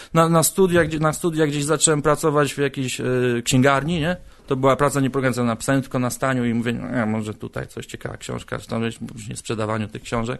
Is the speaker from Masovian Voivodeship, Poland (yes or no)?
no; Koszalin, West Pomeranian Voivodeship, Poland; moved away as an adult; also born or lived in Warsaw / Gdańsk; now in Poznań, Poland; Ja pochodzę z Koszalina, tam się urodziłem. Aha. I tam żyłem do 20 roku swojego życia